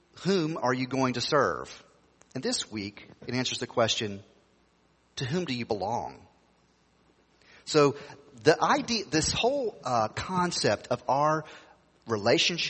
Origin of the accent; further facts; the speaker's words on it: Tennessee, United States; when I grew up in Tennessee, people would ask you the question, are you saved, brother?